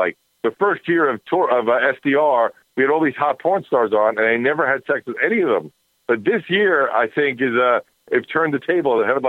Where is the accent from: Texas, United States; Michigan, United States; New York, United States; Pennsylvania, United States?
New York, United States; New York City; growing up in Manhattan and New York